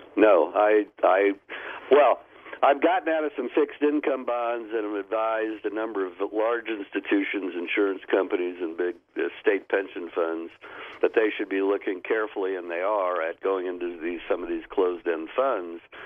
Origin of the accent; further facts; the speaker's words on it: United States; as an American